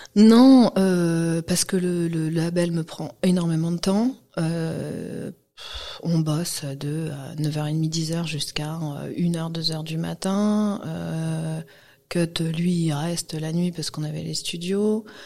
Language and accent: French; Guadeloupe; moved away as an adult; also born or lived in Martinique; now in France; j'ai grandi en Guadeloupe. Je suis née en France, hein, en 91, et très tôt, euh, on est parti